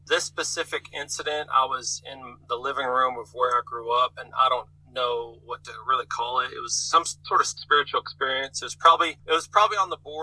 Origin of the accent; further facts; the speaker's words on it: Little Rock, Arkansas, United States; also born or lived in Houston, Texas; I was born in Houston. I grew up in Little Rock, Arkansas.